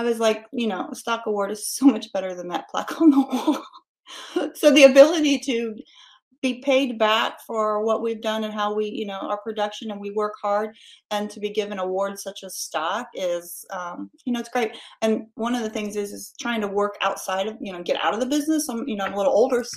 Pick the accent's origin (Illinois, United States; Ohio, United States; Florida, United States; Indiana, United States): Indiana, United States; Indianapolis; moved away; also born or lived in Carmel, Indiana; I'm from the Indianapolis area